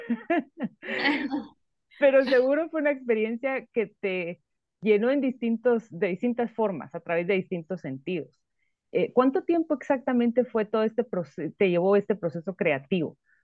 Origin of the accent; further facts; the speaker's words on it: Guatemala; nosotros como espectadores guatemaltecos